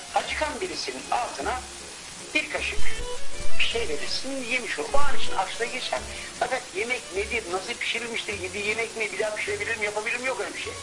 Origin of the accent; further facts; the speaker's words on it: Sandıklı, Afyonkarahisar, Turkey; moved away as an adult; Benim ilçeme adı Sandıklı